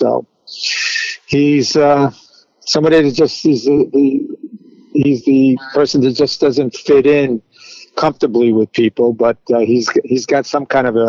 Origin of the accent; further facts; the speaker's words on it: Uniondale, New York, United States; also born or lived in Florence, South Carolina / Oak Beach, New York; I was born in Florence, South Carolina, on an Air Force base there where my father was stationed, and raised in Uniondale, New York. We moved there when I was about 5 years old, and went to high school in Uniondale